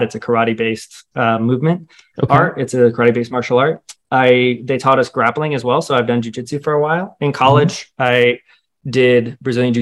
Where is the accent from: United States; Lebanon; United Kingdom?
United States; Roswell, Georgia; I grew up in Roswell, so about 30, 45 minutes north of Atlanta